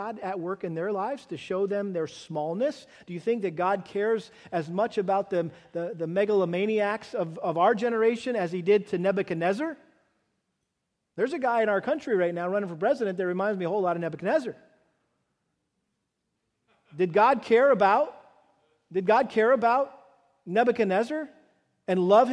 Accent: United States; particularly in our country that we love so much and are so grateful to have been born and raised here

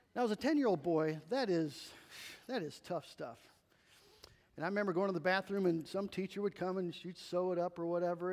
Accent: United States; As American Christians

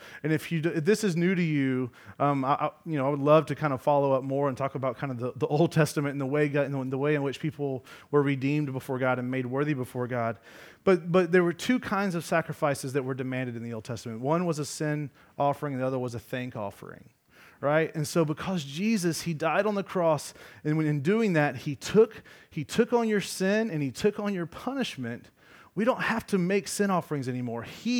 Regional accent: Georgia, United States; I'm from Georgia.

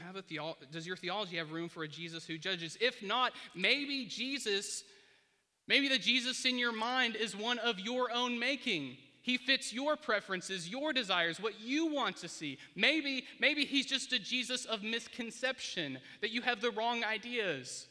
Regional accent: United States; born or raised there

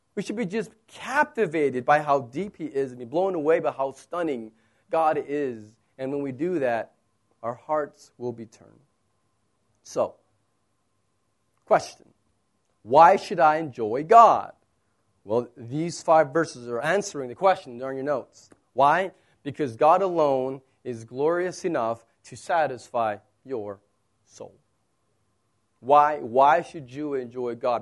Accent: United States; moved away; I'm American

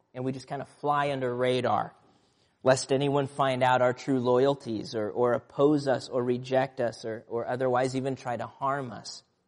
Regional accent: Nebraska, United States; And growing up in Nebraska, we lived, um, just north of town, a small town uh, rural area

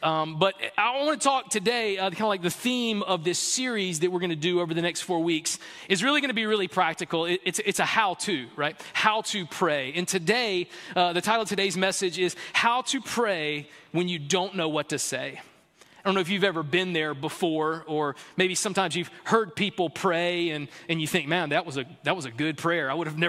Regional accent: the South, United States; I grew up in the South playing T-ball in the fall and soccer in the spring, two-sport athlete

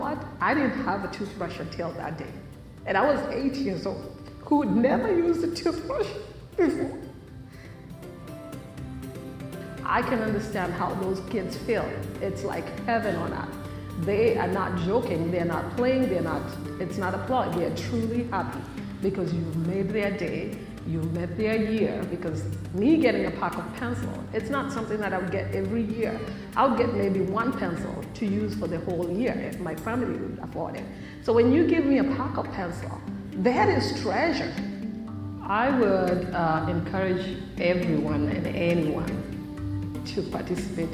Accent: Kenya; now in United States; I was born in Kenya, and I was born in a slum in a city in Kenya

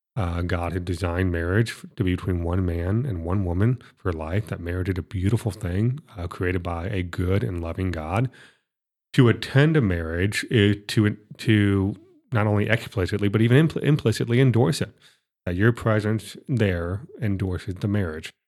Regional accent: Florida, United States; I'm from Florida

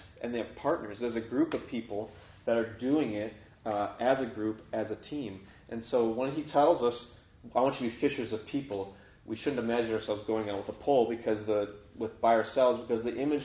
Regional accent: near Chequamegon National Forest, Wisconsin, United States; this is an actual place by my hometown. The Schwamigan National Forest

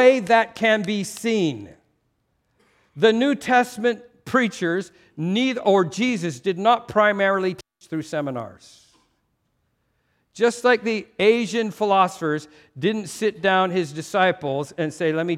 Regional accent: Canada; a culture like mine, Canadian

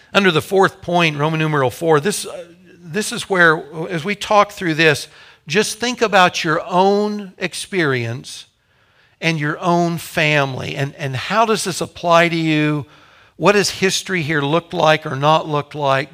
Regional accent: Topeka, Kansas, United States; Kathy and I grew up in Topeka. Our families are here, our parents were here.

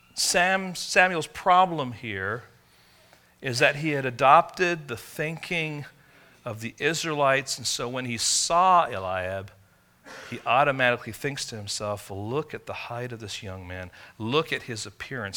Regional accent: England, United Kingdom; moved away; I grew up in England

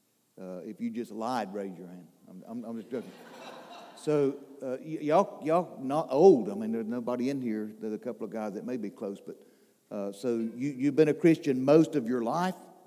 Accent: Charlotte, North Carolina, United States; I'm from Charlotte, North Carolina

